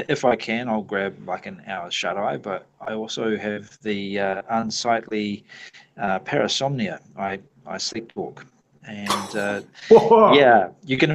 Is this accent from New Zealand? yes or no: yes; New Zealand; accent: New Zealand; now in Brisbane, Australia; I'm a New Zealander